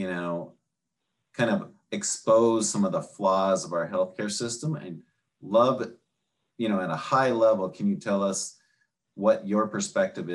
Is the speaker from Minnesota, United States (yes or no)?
yes; Minnesota, United States; accent: Minnesota accent; moved away; I grew up in Minnesota. And it's like every once in a while, I'll get this Minnesota accent that'll come out